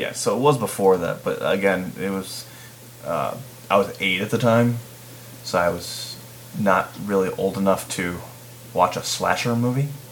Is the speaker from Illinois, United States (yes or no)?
yes; Chicago region, Illinois, United States; I'm from the Chicago region.